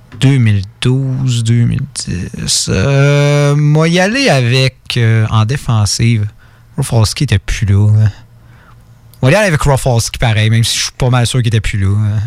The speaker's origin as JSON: {"language": "French", "region": "Quebec", "country": "Canada", "said": "on est québécois"}